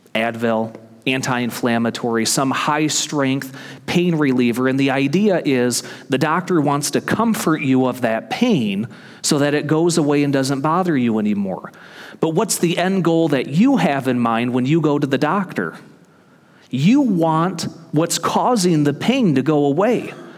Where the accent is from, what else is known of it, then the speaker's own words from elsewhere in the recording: Michigan, United States; moved away as an adult; my home state of Michigan